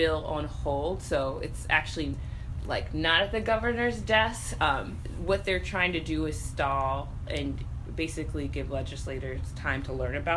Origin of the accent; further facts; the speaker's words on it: California, United States; now in Illinois, United States; I'm from California